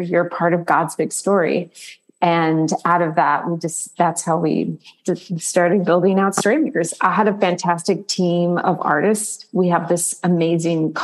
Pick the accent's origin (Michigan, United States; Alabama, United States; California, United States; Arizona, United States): Arizona, United States; now in New York City, United States; I'm originally from Arizona, but I live in New York City.